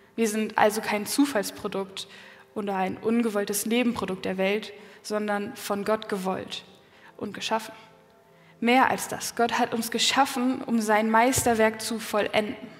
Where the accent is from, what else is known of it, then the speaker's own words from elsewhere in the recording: Quickborn, Schleswig-Holstein, Germany; meine Familie, wir kommen aus Quickborn, das ist in der Nähe von Hamburg, also nördlich von Hamburg